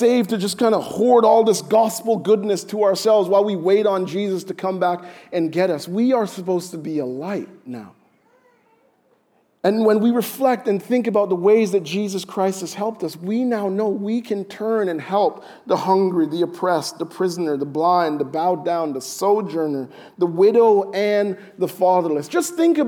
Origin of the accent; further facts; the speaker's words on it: Jamaica; I'm Jamaican